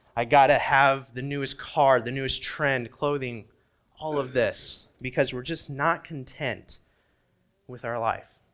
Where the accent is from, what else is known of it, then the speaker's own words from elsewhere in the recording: Indiana, United States; moved away; when I was growing up in Indiana